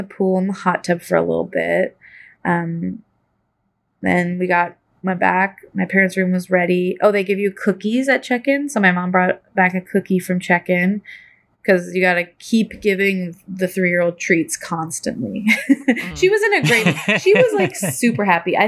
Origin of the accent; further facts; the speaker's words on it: Corvallis, Oregon, United States; I grew up in Corvallis